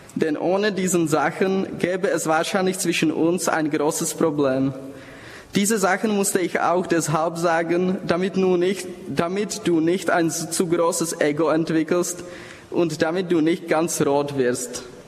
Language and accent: German; Prague, Czechia; accent: Bohemian; German is a second language; moved away as an adult; Ich komme aus Prag in Tschechien. Daher Entschuldigung für mein bämisches Akzent